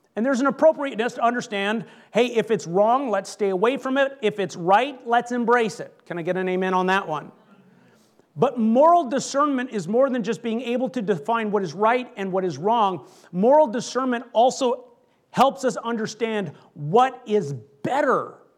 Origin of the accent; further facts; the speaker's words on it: Canada; I grew up in Canada